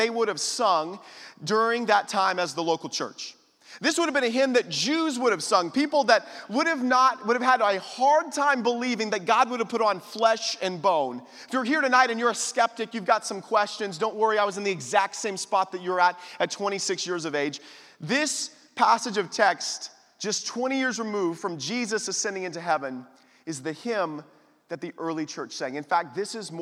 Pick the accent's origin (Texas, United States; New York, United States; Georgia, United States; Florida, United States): Texas, United States; Austin; I come from Austin, Texas, the great country of Texas